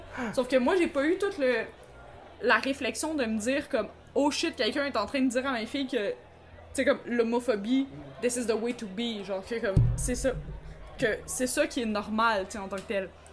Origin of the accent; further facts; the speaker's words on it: Montreal, Quebec, Canada; on a été élevés à Montréal-Nord